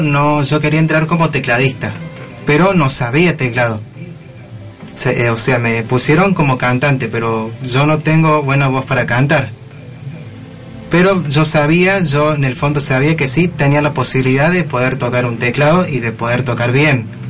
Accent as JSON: {"language": "Spanish", "region": "Córdoba", "country": "Argentina", "said": "Soy de Córdoba capital"}